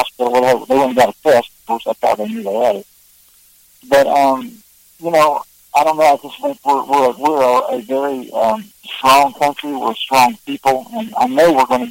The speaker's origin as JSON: {"language": "English", "region": "Southern Ohio", "country": "United States", "tie": "born or raised there", "also_born_or_lived": "Nashville", "moved": "as an adult", "said": "growing up in Southern Ohio, we would always listen to Grand Ole Opry"}